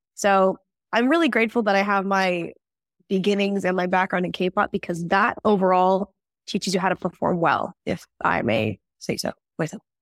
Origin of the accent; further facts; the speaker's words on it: Tulsa, Oklahoma, United States; first language English; now in South Korea; my hometown is Tulsa